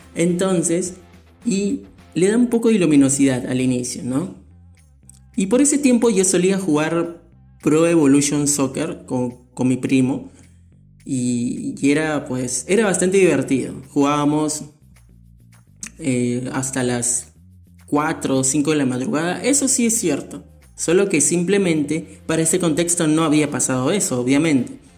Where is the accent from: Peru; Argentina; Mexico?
Peru; mi país, Perú